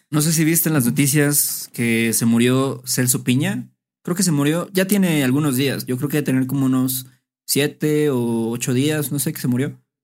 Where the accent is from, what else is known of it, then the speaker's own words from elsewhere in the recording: Veracruz, Mexico; moved away as an adult; now in Mexico City, Mexico; lo considero como mi ciudad natal, aunque no nací ahí pero es donde crecí, donde pasé mi adolescencia